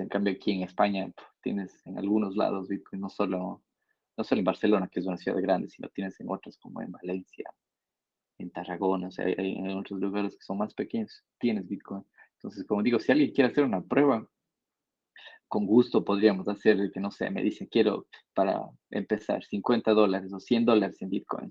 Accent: Ecuador; como ecuatoriano

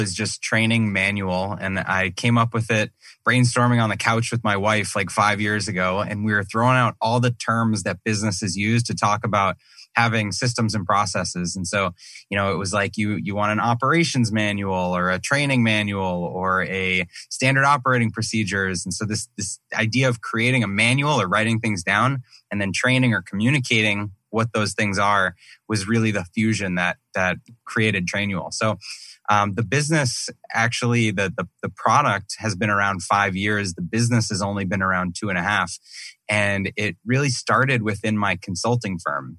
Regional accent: Massachusetts, United States; now in Scottsdale, United States; I grew up in Massachusetts

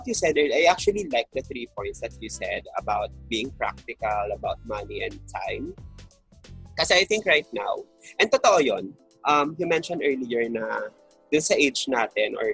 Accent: Batangas, Calabarzon, Philippines; since I'm from Batangas

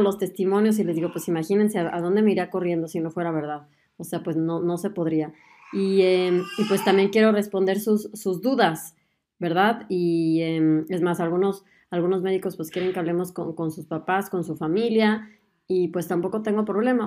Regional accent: Mexico; moved away as an adult; now in Germany; soy mexicana y además de aventurarme en el mundo de la medicina, también decidí mudarme a Alemania

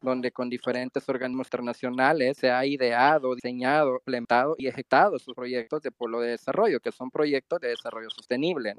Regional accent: Mexico; moved away as an adult; now in Antigua Guatemala, Guatemala; yo soy un mexicano que tuvo que salir del país por culpa de la 4 t

